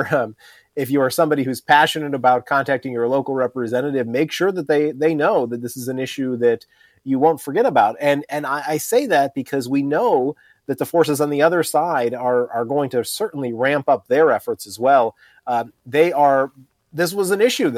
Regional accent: Virginia, United States; my home state of Virginia

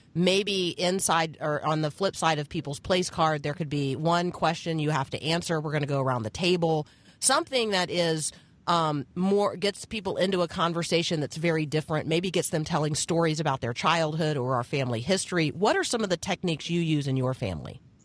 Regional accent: Indiana, United States; I was born in, in Indiana.

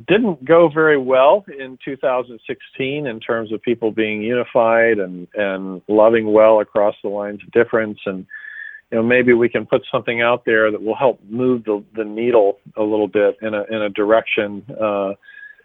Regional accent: Atlanta, Georgia, United States; also born or lived in New York City / Kansas City / St. Louis; now in Nashville, United States; Originally Atlanta, Georgia

